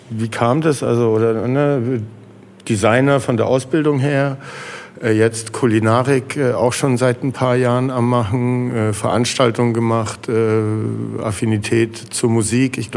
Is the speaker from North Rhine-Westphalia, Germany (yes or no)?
no; Heilbronn, Baden-Württemberg, Germany; ich bin in Frankenbach aufgewachsen.